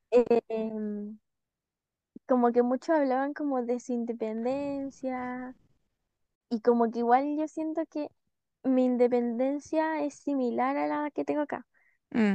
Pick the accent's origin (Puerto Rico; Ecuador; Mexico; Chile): Chile; moved away; que no somos de Santiago.